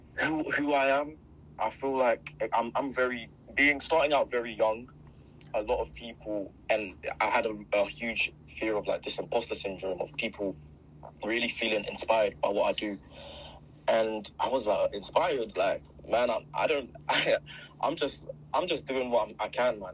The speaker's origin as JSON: {"language": "English", "region": "London", "country": "United Kingdom", "said": "I'm from Croydon"}